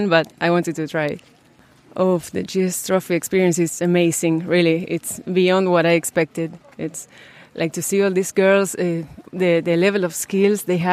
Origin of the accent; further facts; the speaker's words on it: Argentina; also born or lived in San Lorenzo; I'm from Argentina. I live in a city called San Lorenzo.